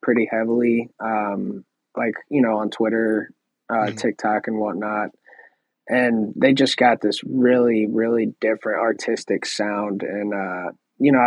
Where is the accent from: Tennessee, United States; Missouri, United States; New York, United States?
Missouri, United States; I'm from Missouri